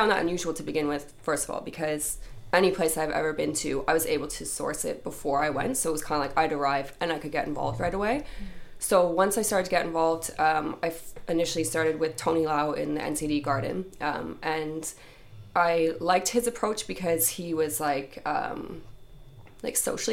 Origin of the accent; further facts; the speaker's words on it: Canada; moved away as an adult; now in Dublin, Ireland; I'm originally from Canada and I've been travelling for about 6 years